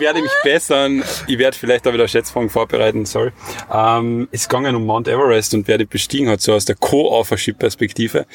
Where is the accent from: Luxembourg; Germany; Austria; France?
Austria; Carinthia; als Kärntner